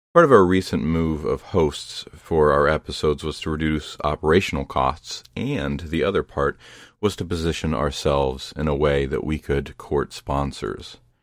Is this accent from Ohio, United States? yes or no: yes; Ohio, United States; Ohio, my home state